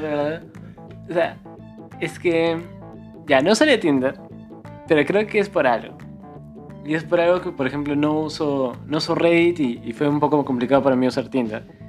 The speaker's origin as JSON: {"language": "Spanish", "region": "Cusco", "country": "Peru", "said": "nosotros, como siempre lo mencionamos varias veces, somos de Cusco"}